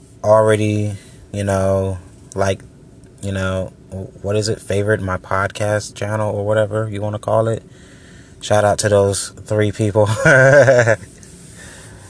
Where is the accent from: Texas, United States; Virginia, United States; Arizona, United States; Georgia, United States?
Georgia, United States; also born or lived in Orlando, Florida; I've been here in Georgia